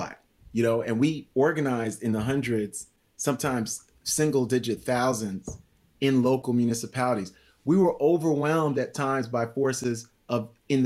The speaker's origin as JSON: {"language": "English", "town": "New York City", "region": "New York", "country": "United States", "also_born_or_lived": "Haiti", "said": "I'm from New York City by way of Haiti"}